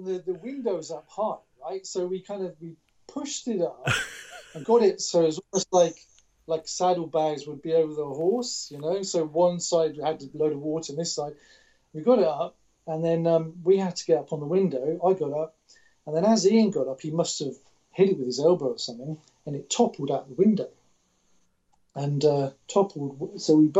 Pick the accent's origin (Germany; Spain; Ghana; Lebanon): Germany; Because I grew up in Germany.